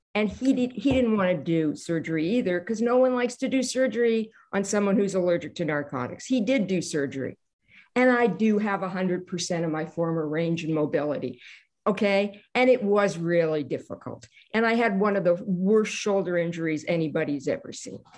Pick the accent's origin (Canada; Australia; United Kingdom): Canada; I'm Canadian